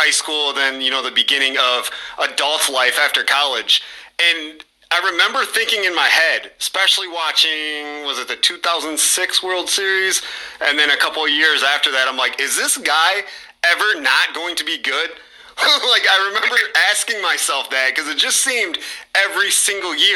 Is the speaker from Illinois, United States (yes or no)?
yes; Mendota, Illinois, United States; I'm from Mendota, like right there